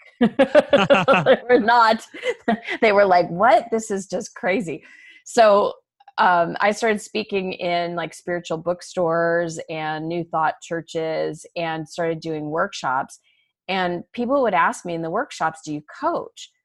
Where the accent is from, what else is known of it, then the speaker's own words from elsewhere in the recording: Arizona, United States; moved away as an adult; also born or lived in Chicago; I was born and raised in Arizona, I moved to Chicago after college